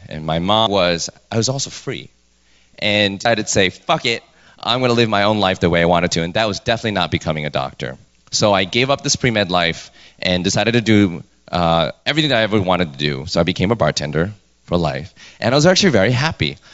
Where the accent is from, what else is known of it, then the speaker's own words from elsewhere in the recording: New York City, New York, United States; I was born and raised in New York